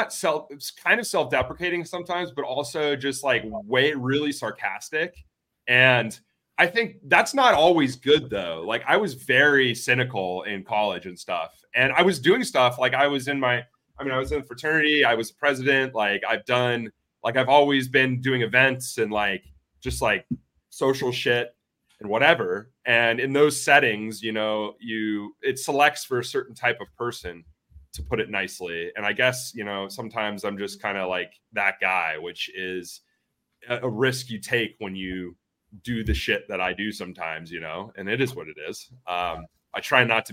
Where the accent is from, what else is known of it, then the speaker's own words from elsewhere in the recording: Arizona, United States; moved away as an adult; also born or lived in Milwaukee, Wisconsin; I'm from Arizona